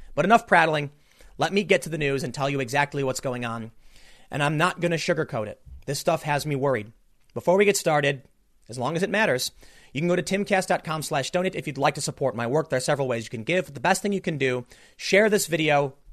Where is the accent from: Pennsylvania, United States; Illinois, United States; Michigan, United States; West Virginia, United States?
Pennsylvania, United States; Philadelphia; now in South Jersey, United States; where we're all really from. We're not from the South Jersey area, it's Philadelphia.